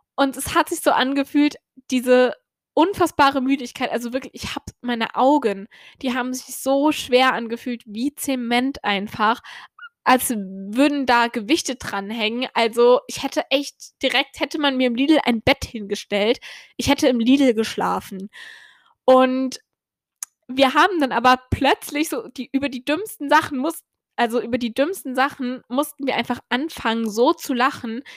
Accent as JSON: {"language": "German", "country": "Germany", "moved": "yes", "lives_now": "Ireland", "said": "ich komme aus Deutschland"}